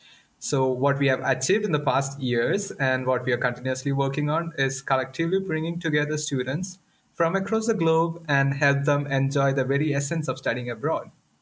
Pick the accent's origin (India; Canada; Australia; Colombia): India; Kerala; moved away as an adult; now in Linköping, Sweden; I'm from the southern part, as south as you can go in India. It's a place called Kerala.